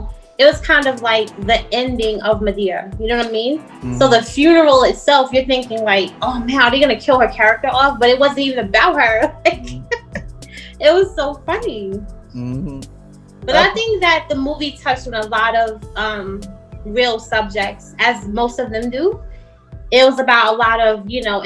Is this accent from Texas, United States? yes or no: no; New York City, New York, United States; accent: New York; I'm a native New Yorker, so just keep that in mind. If y'all hear an accent, I don't hear it, but I'm just saying I'm from New York.